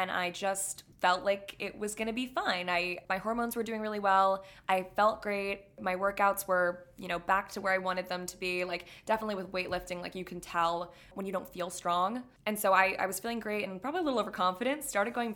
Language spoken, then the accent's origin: English; Florida, United States; now in New York City, United States; growing up in Florida